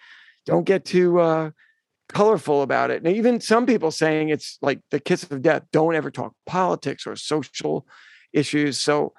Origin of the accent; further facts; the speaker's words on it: New York City, New York, United States; I'm a New Yorker.